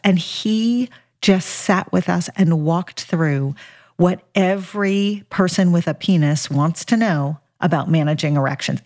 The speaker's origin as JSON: {"language": "English", "town": "Los Angeles", "region": "California", "country": "United States", "tie": "born or raised there", "said": "I grew up in Los Angeles"}